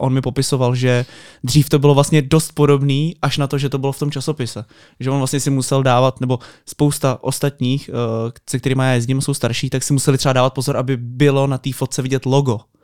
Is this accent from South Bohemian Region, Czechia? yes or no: no; Most, Ústí nad Labem Region, Czechia; já jsem třeba z Mostu, z malého města